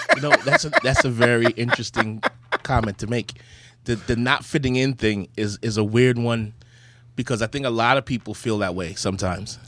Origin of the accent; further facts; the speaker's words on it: Charlotte Amalie, U.S. Virgin Islands; accent: Virgin Islands patois; moved away; I was born in the Virgin Islands, Saint Thomas, and in the Virgin Islands, um, we talk like this